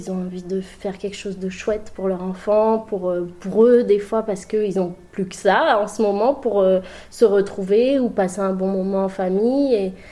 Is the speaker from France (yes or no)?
no; Libreville, Estuaire, Gabon; moi je suis née au Gabon, à Libreville. Euh, c'est pile poil sur l'équateur, au euh, bord de mer. J'ai grandi avec l'océan à, 20 mètres de mon balcon.